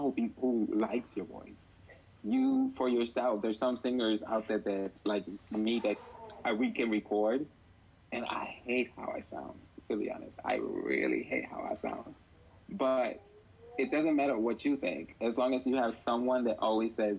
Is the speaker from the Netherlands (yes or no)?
no; Puerto Rico; moved away; also born or lived in Ponce, Puerto Rico / Patillas, Puerto Rico; I am originally from Puerto Rico. I was born in Ponce, Puerto Rico. Although I lived my baby years in Patillas